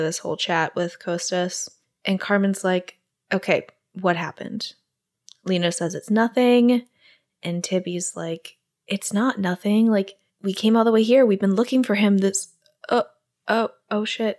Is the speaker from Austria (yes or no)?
no; Singapore; moved away; also born or lived in New York; I grew up in Singapore